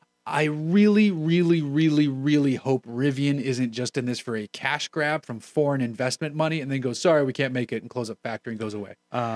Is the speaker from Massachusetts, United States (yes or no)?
no; Allentown, Pennsylvania, United States; a 10.5% Belgian strong ale from my hometown of Allentown, Pennsylvania.